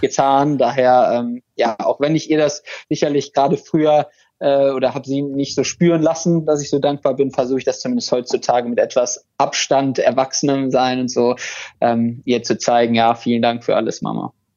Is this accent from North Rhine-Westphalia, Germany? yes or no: yes; Krefeld, North Rhine-Westphalia, Germany; in Krefeld, wo ich herkomme